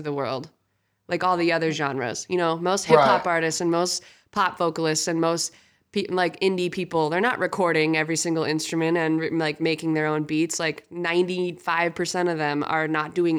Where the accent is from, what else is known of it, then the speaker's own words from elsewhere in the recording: Montana, United States; moved away as an adult; also born or lived in Memphis, Tennessee / Minneapolis; I'm from Montana, actually, like since I was 3 until I was 20.